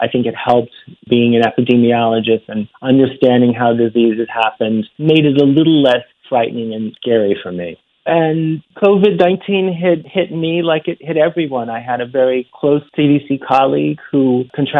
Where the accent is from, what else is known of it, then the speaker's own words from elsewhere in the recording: Chicago, Illinois, United States; I'm from Chicago